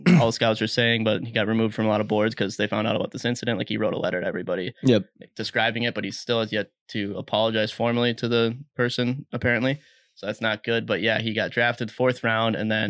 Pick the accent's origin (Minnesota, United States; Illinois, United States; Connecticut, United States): Minnesota, United States; You know, we're from Minnesota.